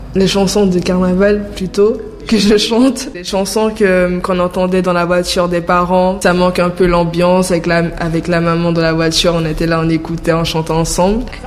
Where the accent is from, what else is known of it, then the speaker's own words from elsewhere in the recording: French Guiana; now in Paris, France; je suis guyanaise